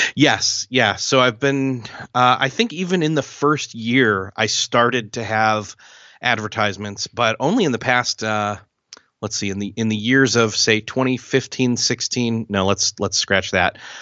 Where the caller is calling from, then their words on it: Marion, Indiana, United States; I am calling from Marion, Indiana, which is in the United States